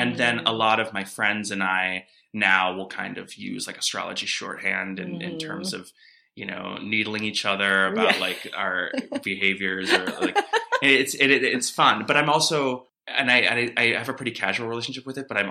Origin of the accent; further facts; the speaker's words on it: Cleveland, Ohio, United States; I'm originally from Cleveland, Ohio, the greatest mm-hmm. city in the world.